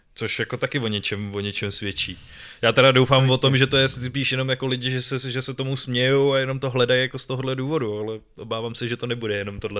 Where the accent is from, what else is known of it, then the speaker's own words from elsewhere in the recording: Czechia; tady u nás v Čechách